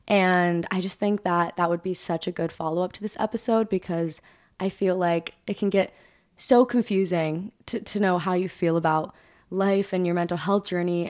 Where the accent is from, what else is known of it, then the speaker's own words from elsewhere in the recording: Hawaii, United States; Ava knows this feeling totally, like, because we're both like from Hawaii.